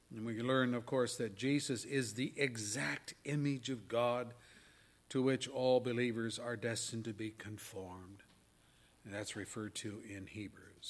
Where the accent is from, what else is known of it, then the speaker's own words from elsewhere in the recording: Pennsylvania, United States; moved away; When I was a kid growing up in Pennsylvania, our town had the Susquehanna River flowing